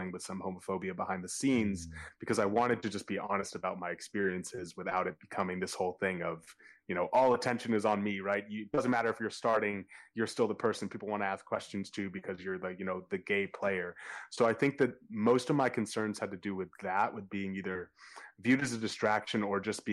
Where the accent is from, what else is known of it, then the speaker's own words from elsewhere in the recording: Boston, Massachusetts, United States; growing up in Boston